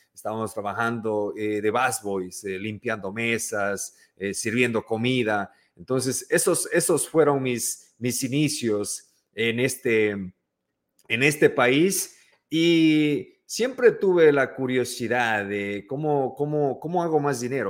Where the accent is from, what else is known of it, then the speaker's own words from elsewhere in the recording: Ecuador; moved away as an adult; now in New York, United States; yo soy ecuatoriano